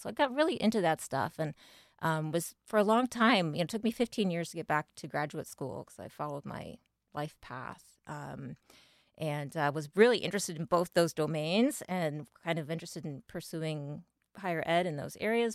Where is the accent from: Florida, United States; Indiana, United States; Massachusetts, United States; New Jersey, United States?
Indiana, United States; northeastern; now in Wilmington, United States; I am from a small town in Indiana, actually, from northeastern Indiana.